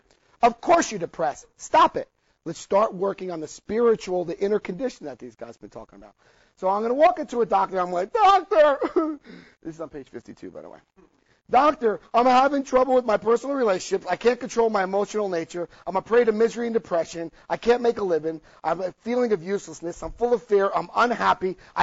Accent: New Jersey, United States; I had a New Jersey family. Well, we called it ball breaking. I lost a lot of my accent

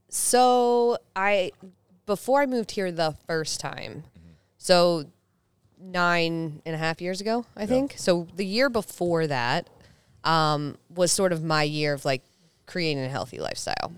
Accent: Salisbury, Maryland, United States; I grew up in Salisbury, Maryland, so like right below Delaware is where I grew up in like a really small place by the beach.

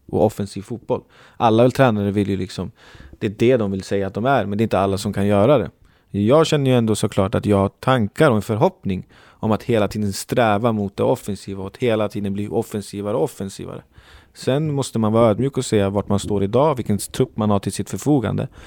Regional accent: Uppsala, Uppsala County, Sweden; jag är från Uppsala

